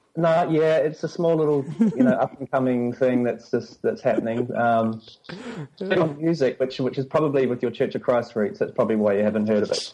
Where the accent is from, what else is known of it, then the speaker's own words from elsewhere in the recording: New Zealand; moved away as an adult; also born or lived in London; now in Sydney, Australia; I grew up in New Zealand